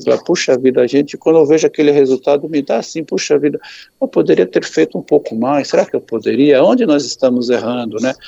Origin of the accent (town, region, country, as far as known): Brazil